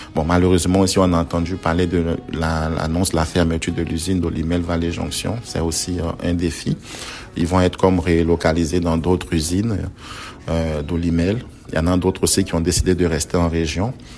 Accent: Dabou, Lagunes, Côte d’Ivoire; moved away as an adult; also born or lived in Abidjan, Côte d'Ivoire; now in Beauce, Quebec, Canada; en Côte d'Ivoire, mon parcours, mon enfance, j'étais dans une ville du sud la Côte d'Ivoire qu'on appelle la ville de Dabou.

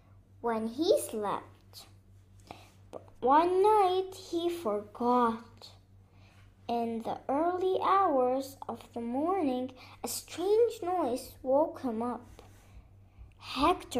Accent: Beirut, Beirut Governorate, Lebanon; I'm from Lebanon, Beirut.

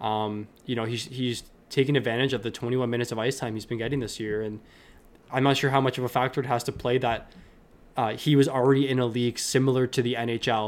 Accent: Ontario, Canada; I'm from Ontario

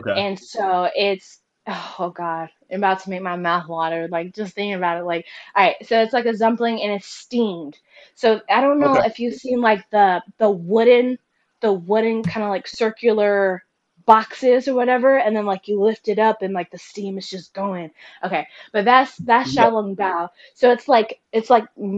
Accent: United States; moved away; I'm from the United States

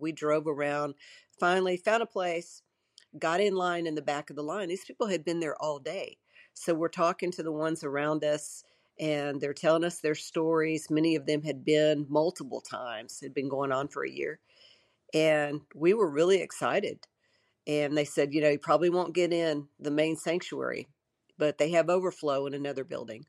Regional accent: Shreveport, Louisiana, United States; I grew up in Shreveport, Louisiana

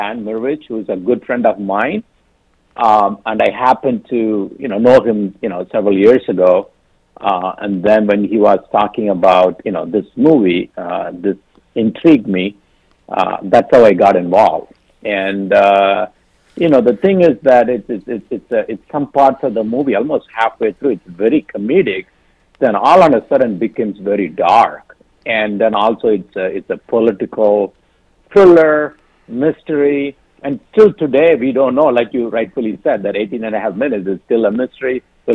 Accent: India; moved away; also born or lived in Detroit; growing up in India

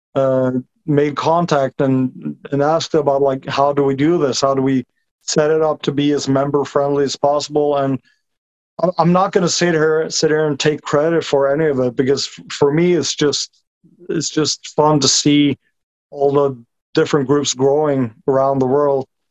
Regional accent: Norway; I'm a 37 year old construction worker from Norway. Uh, been living here my whole life.

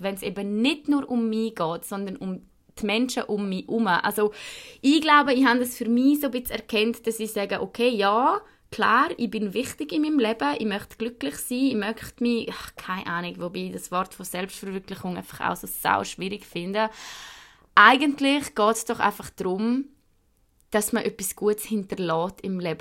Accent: Switzerland; ich bin weiß, also bin ich Schweizerin

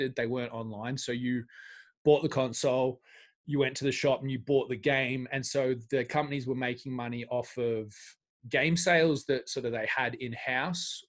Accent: Australia; I'm Australian

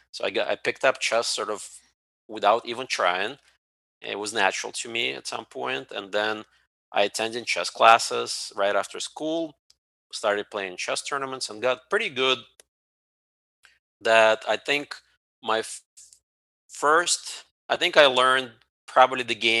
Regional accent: Ukraine; now in United States; I was born in the Ukraine part of USSR

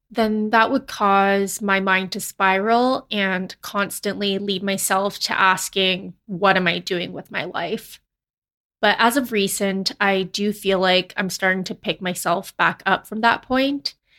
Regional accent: Canada; they immigrated to Canada, and then they had me

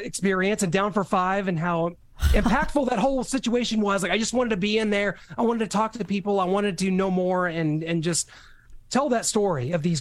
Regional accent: Kansas City, Missouri, United States; I am from Kansas City.

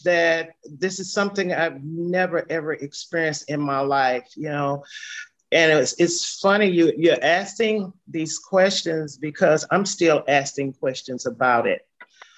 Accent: St. Louis, Missouri, United States; I was born and raised here in St. Louis, Missouri

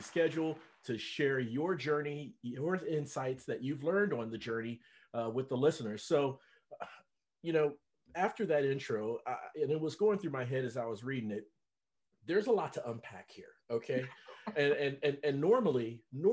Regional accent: Cincinnati, Ohio, United States; I'm from Cincinnati

